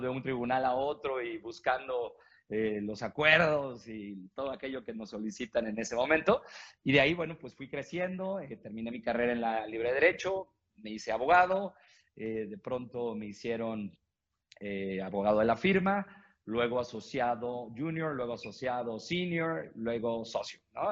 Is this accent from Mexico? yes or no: yes; Mexico; yo soy eh, mexicano, tengo 42 años.